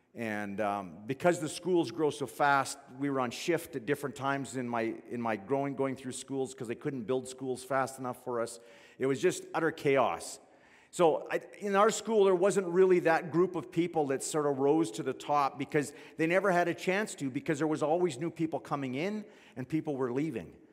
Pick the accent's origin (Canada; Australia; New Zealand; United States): Canada; Fort McMurray, Alberta; I grew up in Fort McMurray